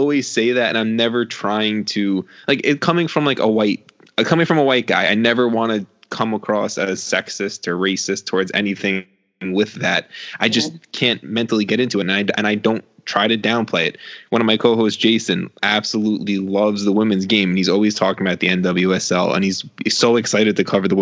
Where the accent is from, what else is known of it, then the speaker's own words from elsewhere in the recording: New York, United States; I'm from New York